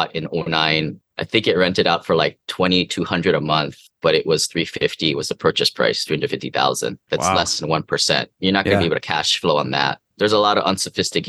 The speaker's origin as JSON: {"language": "English", "town": "Seattle", "region": "Washington", "country": "United States", "moved": "yes", "lives_now": "Hawaii, United States", "said": "I was from Seattle, now living here in Hawaii"}